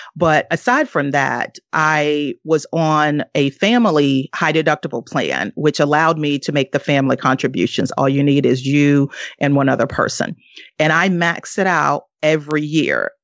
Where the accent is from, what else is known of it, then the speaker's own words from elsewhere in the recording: the South, United States; moved away; also born or lived in northeastern US; I am originally from the South, and now I live in, uh, the, uh, northeast part of the U S